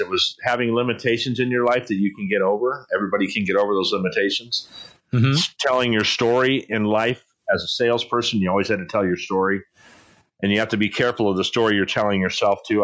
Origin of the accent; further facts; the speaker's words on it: San Diego, California, United States; also born or lived in Poway; I grew up in East San Diego